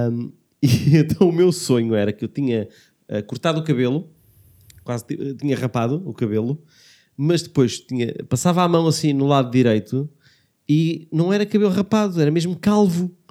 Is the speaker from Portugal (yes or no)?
yes; Lisbon, Portugal; accent: Lisbon; é o sotaque de Lisboa que é aquele não há sotaque.